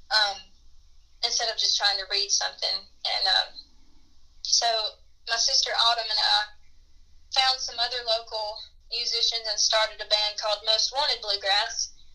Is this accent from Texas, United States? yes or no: no; Union Mills, North Carolina, United States; it was actually in my hometown of Union Mills